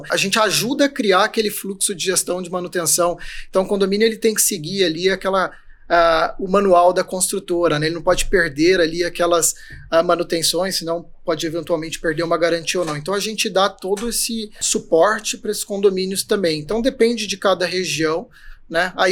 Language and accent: Portuguese; Cuiabá, Mato Grosso, Brazil; moved away as an adult; also born or lived in Fortaleza; eu sou nascido em Cuiabá, Mato Grosso.